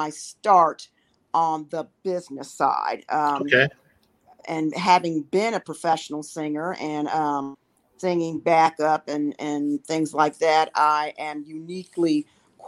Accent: Cincinnati, Ohio, United States; moved away; also born or lived in Kansas City; I'm originally from the funk capital of the world, Cincinnati, Ohio

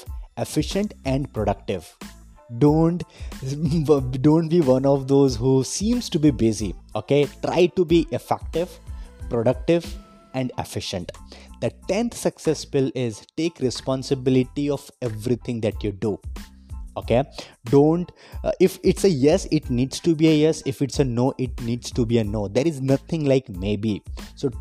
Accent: Vadodara, Gujarat, India; I am from Vadodara, Gujarat

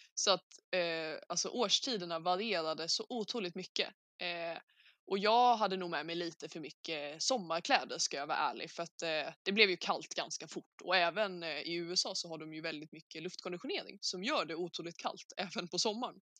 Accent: Sweden; min familj hemma i Sverige

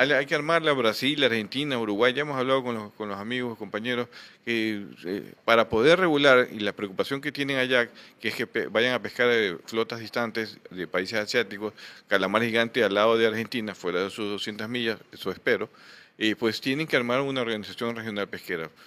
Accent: Guayaquil, Guayas, Ecuador; como guayaquileños

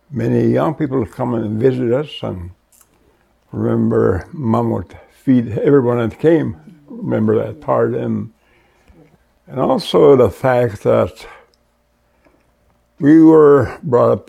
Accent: Goodfish Lake, Alberta, Canada; from Goodfish Lake, Alberta, and uh, this is where I was born and raised.

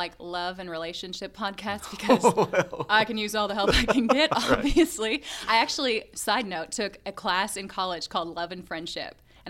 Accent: Lexington, Kentucky, United States; Well, I mean, I was born in Lexington at a hospital.

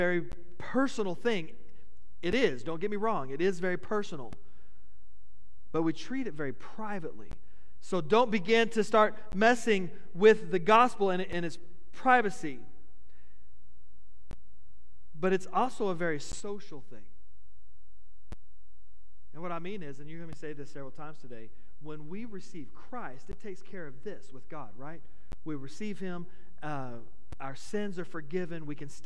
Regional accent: United States; As an American, it's been bred into me, into us, that we have the right to privacy

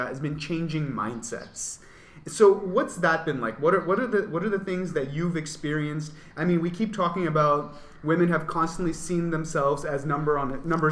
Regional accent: Saudi Arabia; now in Pakistan; I grew up in Saudi

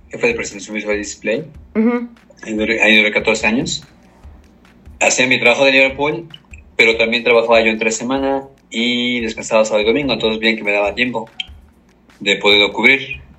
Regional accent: Puebla, Mexico; yo soy poblano

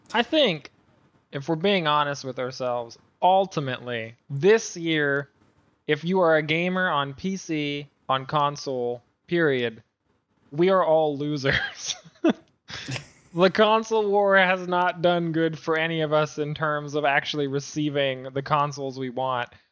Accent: Canada; I'm Canadian

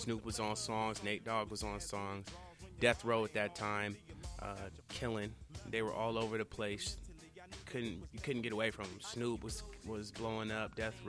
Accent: Sacramento, California, United States; Again, I'm from Sac. I'm growing up on the West Coast. I'm loving the West Coast energy.

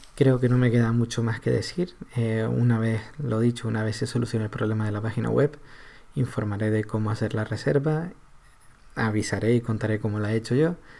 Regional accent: Canary Islands, Spain; somos los canarios

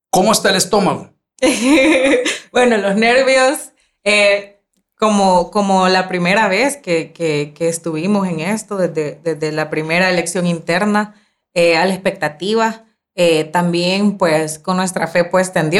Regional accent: San Martín, San Salvador, El Salvador; yo soy de San Salvador. Yo, ajá, de San, Martín, San Salvador.

